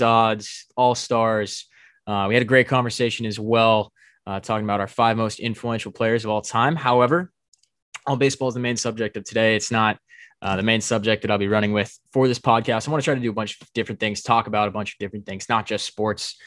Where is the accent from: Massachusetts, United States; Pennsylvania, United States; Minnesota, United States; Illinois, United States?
Massachusetts, United States; moved away; It's my hometown team from Massachusetts originally